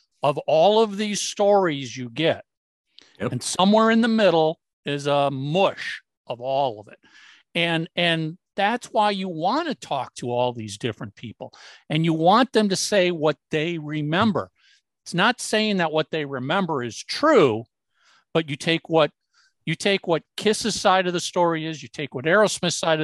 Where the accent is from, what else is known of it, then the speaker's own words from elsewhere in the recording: Midwest, United States; we grew up in the Midwest